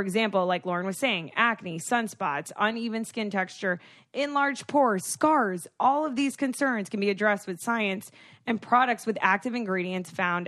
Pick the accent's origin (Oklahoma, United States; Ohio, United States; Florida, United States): Florida, United States; I am from South Florida